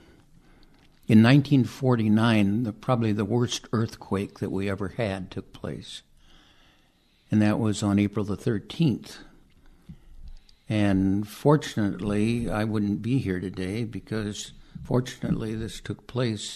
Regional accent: Seattle, Washington, United States; born in Seattle.

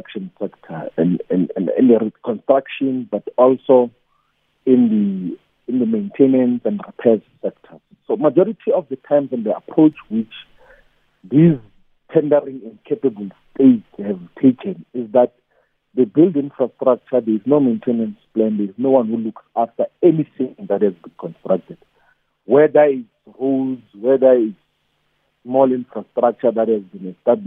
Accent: Malamulele, Limpopo, South Africa; In the area where I grew up in Malamele, Collins Chabanu municipality

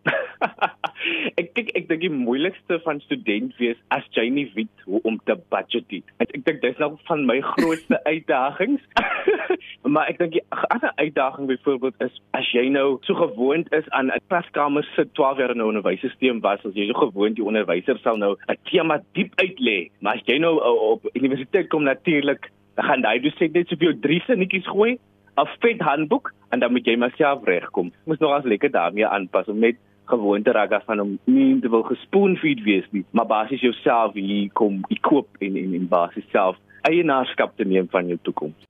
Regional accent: Paarl, Western Cape, South Africa; first language Afrikaans; in my graad 12 jaar as ek toe nou daar by die New Orleans Sekondêre Skool in Parel

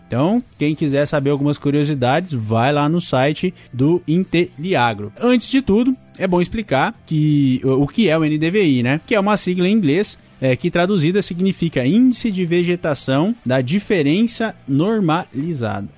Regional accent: Brazil

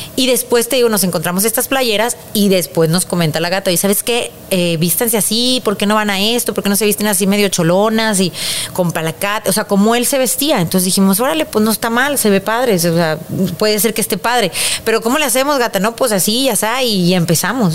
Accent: Mexico; así somos los mexicanos

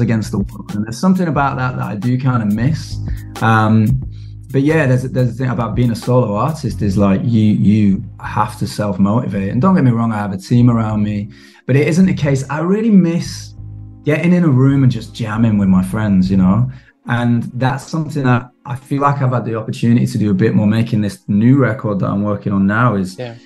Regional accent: Manchester, North West England, United Kingdom; I grew up in Manchester, which is, you know, yeah. um, big industrial revolution kind of place

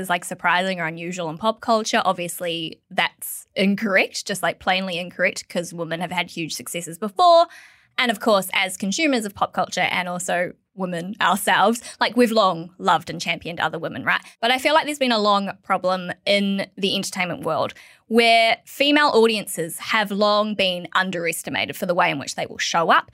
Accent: New Zealand; now in Australia; as a New Zealander

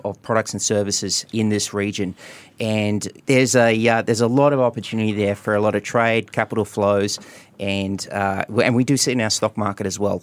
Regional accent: Queensland, Australia; my home state of Queensland

